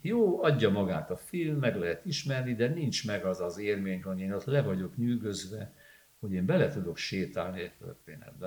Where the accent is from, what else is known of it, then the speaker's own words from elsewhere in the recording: Budapest, Hungary; Itt születtem, ide vittek haza a Baros utcai nőgyógyászati klinikáról